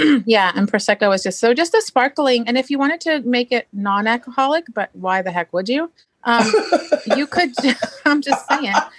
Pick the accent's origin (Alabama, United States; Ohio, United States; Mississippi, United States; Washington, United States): Washington, United States; Marysville; I'm from Marysville, Washington